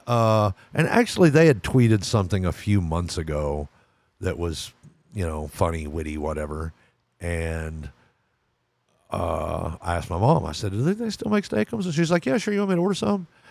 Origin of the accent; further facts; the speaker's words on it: Texas, United States; My home state's Texas